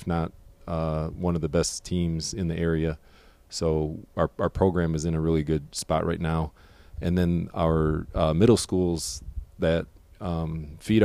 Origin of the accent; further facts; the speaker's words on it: Harbor Beach, Michigan, United States; moved away as an adult; now in Fort Mill, United States; Originally, I'm from Harbor Beach, Michigan. Went to high school